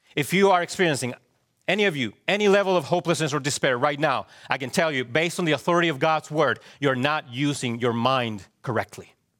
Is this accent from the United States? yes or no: no; Chile; moved away; I also remember growing up in Chile how our schools would do earthquake drills